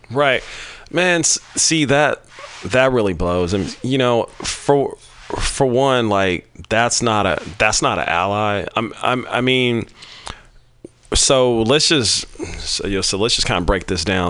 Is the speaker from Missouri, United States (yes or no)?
yes; Kansas City, Missouri, United States; also born or lived in California; now in Bay Area, United States; growing up in Kansas City, Missouri